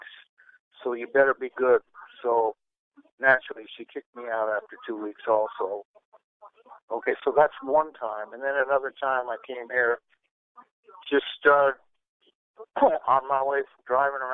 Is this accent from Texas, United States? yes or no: no; Denver, Colorado, United States; now in California, United States; I'm originally from Denver, Colorado.